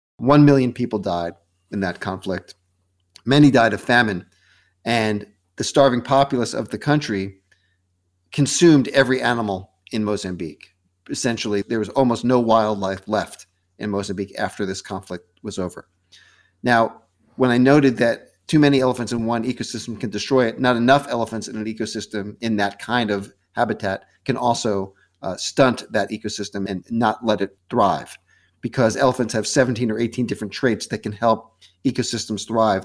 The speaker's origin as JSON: {"language": "English", "region": "New York", "country": "United States", "tie": "born or raised there", "also_born_or_lived": "Westchester / New Jersey / Boston", "said": "I was born in New York"}